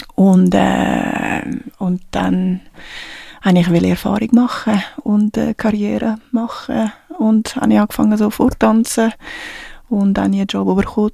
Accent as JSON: {"language": "German", "country": "Portugal", "tie": "born or raised there", "second_language": "German", "moved": "yes", "said": "da, wo ich geboren bin, in einer kleinen Stadt in Portugal"}